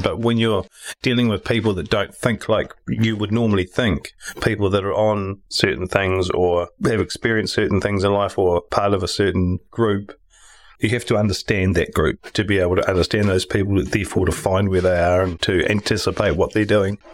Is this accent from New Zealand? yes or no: yes; Tauranga, Bay of Plenty, New Zealand; also born or lived in Upper Hutt; I was born in Upper Hutt and moved to Tauranga when we were two.